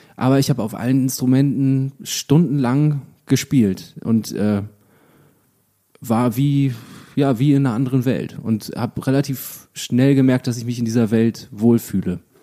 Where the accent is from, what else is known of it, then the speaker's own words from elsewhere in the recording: Lüchow, Lower Saxony, Germany; in Lüchow, das ist eine kleine Stadt in meiner Heimat